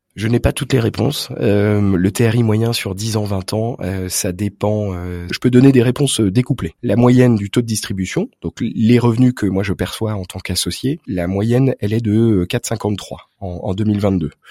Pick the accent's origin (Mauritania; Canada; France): France; Brittany; même si je suis breton